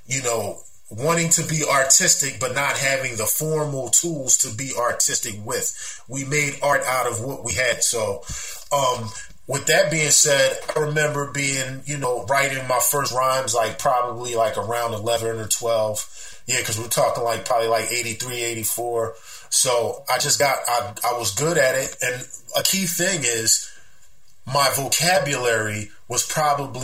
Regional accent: Philadelphia, Pennsylvania, United States; I grew up in the Cobb Creek section of West Philadelphia, born and raised

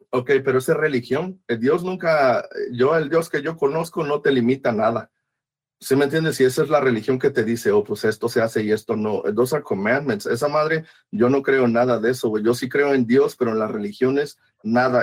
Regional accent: Veracruz, Mexico; yo crecí, yo soy de Veracruz y crecí alrededor de eso

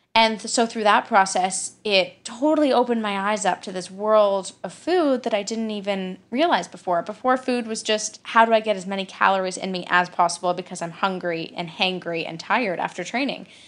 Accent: Calgary, Alberta, Canada; I'm from Calgary, Alberta, in Canada

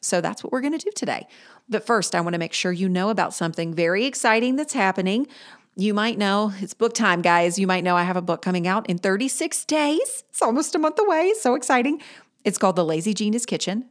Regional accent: Greensboro, North Carolina, United States; Greensboro, my hometown

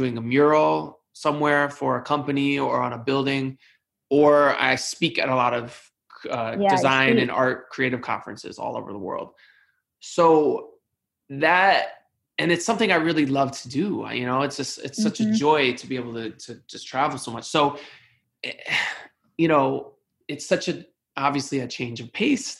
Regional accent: New York, United States; as a New Yorker, a proud New Yorker, I have not loved all the narratives about New York

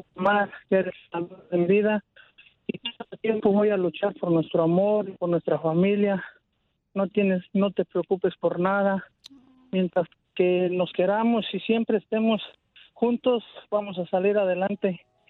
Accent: Galeana, Michoacán, Mexico; moved away; yo soy del estado de Michoacán, de un pueblo que se llama Galeana, Michoacán.

